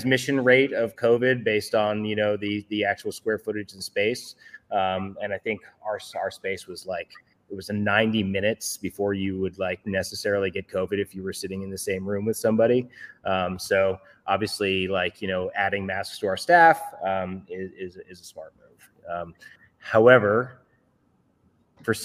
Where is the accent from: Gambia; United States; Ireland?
United States; New York; I grew up here. I was born and raised here in New York.